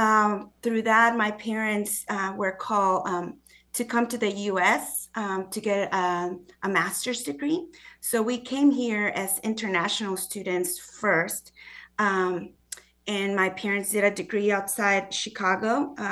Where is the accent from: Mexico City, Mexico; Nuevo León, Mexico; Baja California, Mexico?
Mexico City, Mexico; also born or lived in Guadalajara; now in Springfield, United States; I grew up in Mexico City and Guadalajara, which are huge cities, over 20 million people in Mexico City and about 8 million people in Guadalajara. So coming to Springfield was an adjustment of many forms.